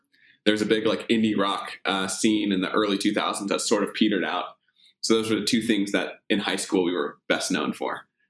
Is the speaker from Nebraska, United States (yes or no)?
yes; Omaha, Nebraska, United States; Omaha's a great place to grow up.